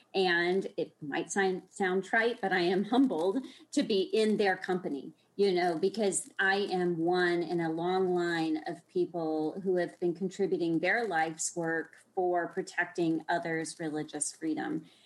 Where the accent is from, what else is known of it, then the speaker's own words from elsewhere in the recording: Austin, Texas, United States; moved away as an adult; now in Washington, D.C., United States; growing up in Texas, um, of course, in Austin